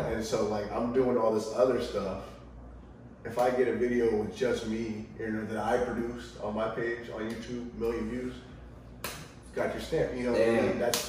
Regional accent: Ohio, United States; I grew up in the culture. I'm from Ohio

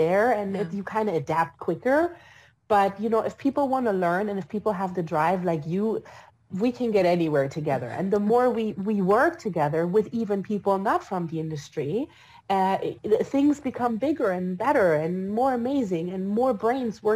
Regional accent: Berlin, Germany; moved away; also born or lived in Switzerland; I was born and raised in Germany.

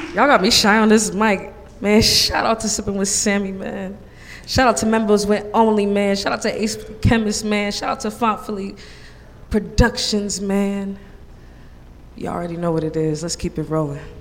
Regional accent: Boston, Massachusetts, United States; now in Philadelphia, United States; I'm from Boston, man

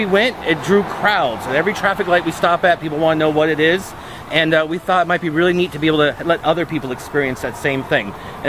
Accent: Florida, United States; moved away as an adult; South Florida.

